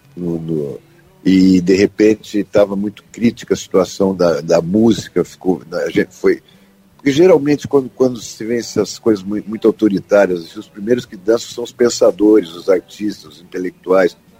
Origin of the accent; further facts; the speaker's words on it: Ubatuba, São Paulo, Brazil; also born or lived in Santos / Taubaté; eu nasci em Santos, fui criado em Ubatuba. E depois eu fui para, com 10, 11 anos, fui para Taubaté